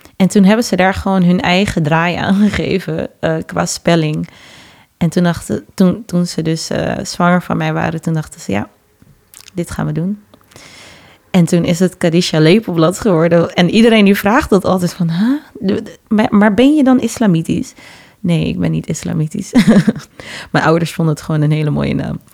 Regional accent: Amsterdam, North Holland, Netherlands; also born or lived in Suriname (parents); ik ben in Amsterdam Oost geboren, negentien zesennegentig, en ben na twee jaar naar Noord verhuisd met mijn ouders. En daar heb ik gewoond totdat ik zestien was ongeveer.

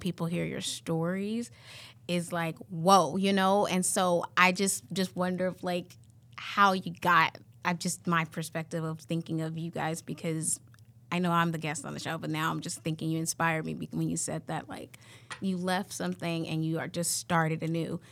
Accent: California, United States; now in Iowa, United States; I'm originally from California

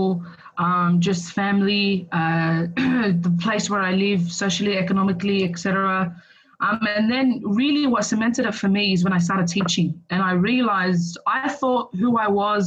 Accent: Sydney, New South Wales, Australia; I grew up in Punchbowl. I went to school in Punchbowl.

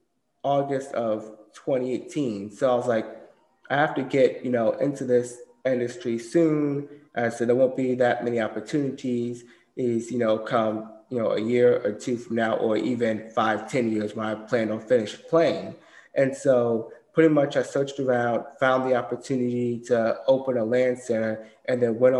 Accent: Durham, North Carolina, United States; also born or lived in Germany; I grew up here, and I grew up in Durham, North Carolina

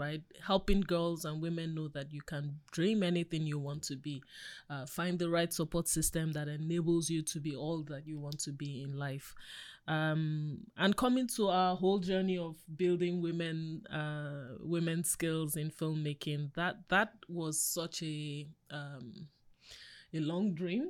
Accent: Nigeria; I'm an African woman. I grew up in Africa

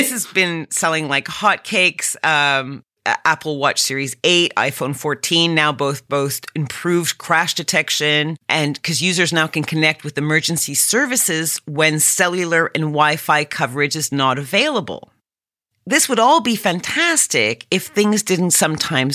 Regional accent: Canada; as a Canadian

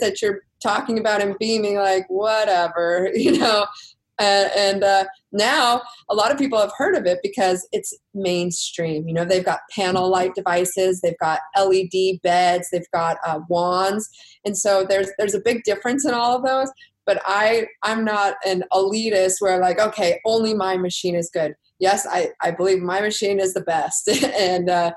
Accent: Texas, United States; I'm from Texas

